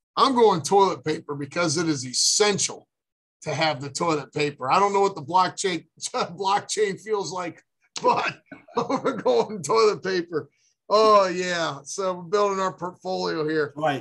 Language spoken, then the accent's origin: English; Akron, Ohio, United States; my hometown